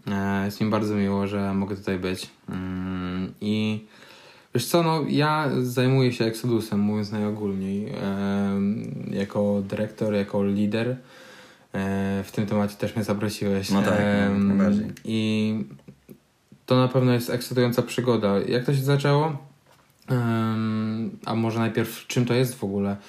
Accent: Tricity, Pomeranian Voivodeship, Poland

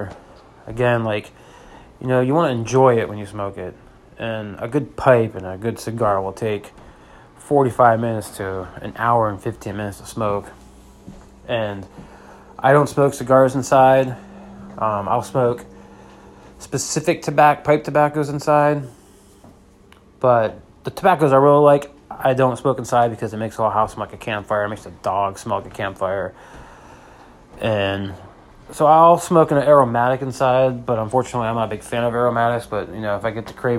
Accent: Pennsylvania, United States; moved away; I'm originally from Pennsylvania

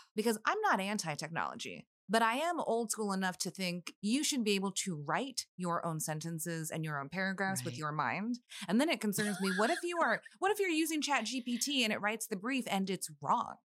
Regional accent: McAllen, Texas, United States; now in Austin, United States; growing up in the Valley

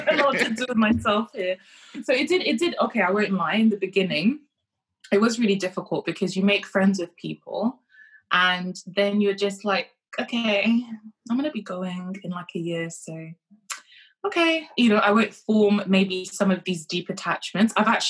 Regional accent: Kenya; born there; So I didn't grow up in the UK. I was born in Kenya.

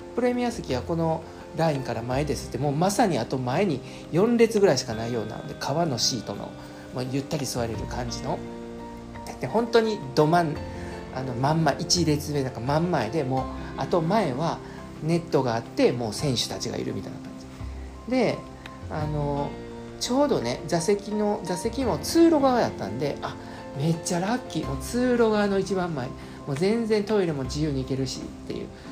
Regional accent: Osaka, Japan; 地元の大阪

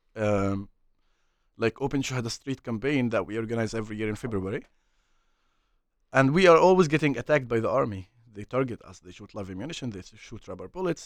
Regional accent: Hebron, West Bank, Palestine; English is a second language; I'm from mm, Hebron

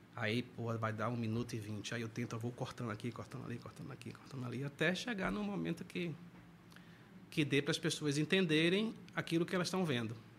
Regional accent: Santo Amaro, Bahia, Brazil; now in Salvador, Brazil; sou do interior do estado, sou de Santo Amaro da Purificação

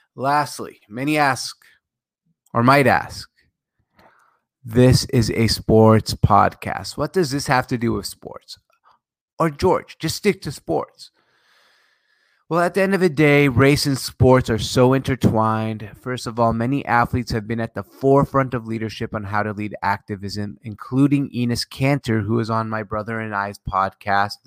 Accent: Syria; moved away; September eleventh, I was a kid, I'm from Syria

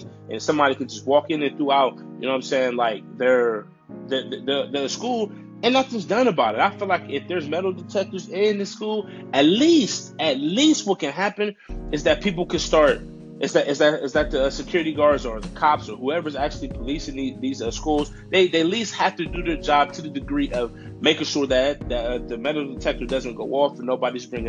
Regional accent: United States; as an American citizen

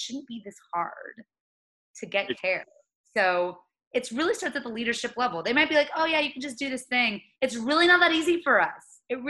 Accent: the South, United States; I'm from the South. I'm used to seeing racism.

